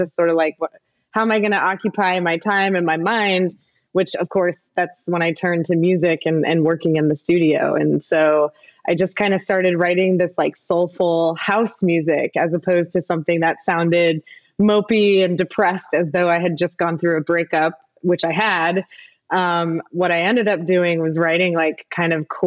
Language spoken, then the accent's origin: English; Midwest, United States; moved away; when I was growing up in the Midwest